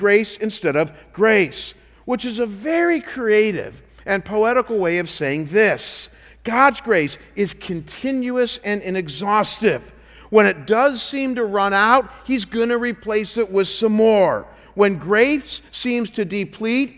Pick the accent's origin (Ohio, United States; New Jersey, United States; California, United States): Ohio, United States; Cleveland; I come from Cleveland, so we're not too far from Niagara Falls